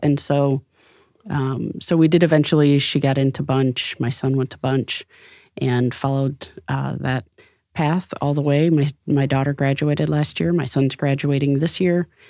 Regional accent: Rockford, Illinois, United States; now in Fort Wayne, United States; I grew up in Rockford, Illinois

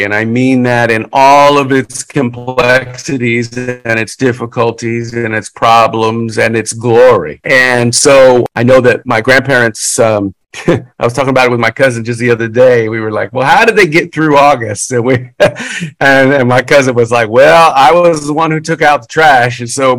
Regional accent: Louisiana, United States; We're from Louisiana.

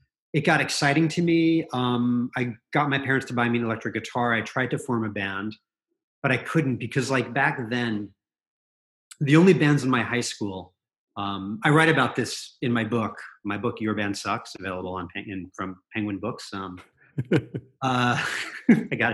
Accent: New Jersey, United States; moved away as an adult; I grew up in New Jersey

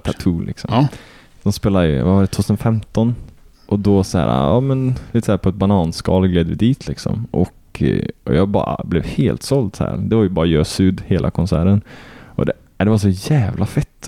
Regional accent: Kil, Värmland, Sweden; jag är inte ens från Arvika, jag är ju från Kil

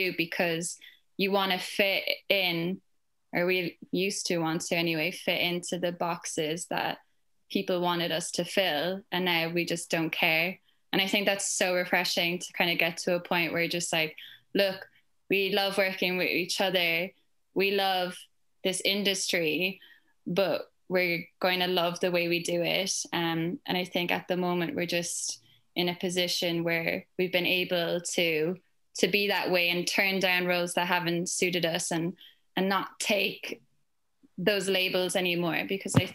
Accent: Ireland; from my accent, I'm from Ireland

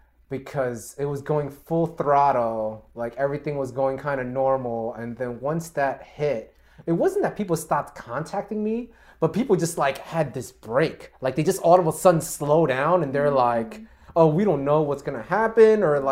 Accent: New York City, New York, United States; I actually grew up in Jackson Heights and then I moved out here in Flushing.

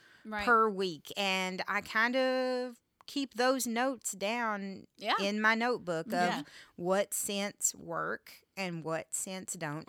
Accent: Texas, United States; I'm from Texas

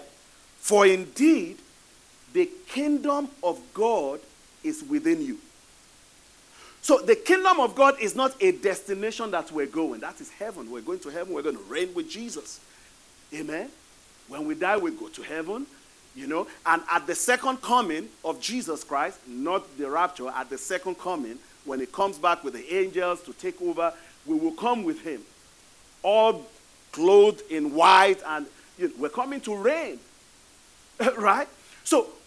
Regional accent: Nigeria; moved away; I'm originally from Nigeria.

